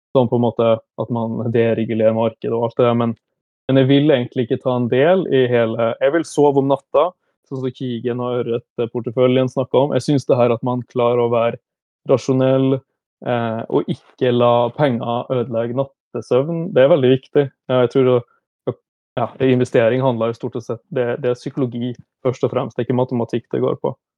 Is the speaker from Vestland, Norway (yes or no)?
no; Brønnøysund, Nordland, Norway; moved away as an adult; also born or lived in Stockholm, Sweden; now in Oslo, Norway; jeg kommer fra Brønnøysund, selv om jeg hadde mine første åtte år i Stockholm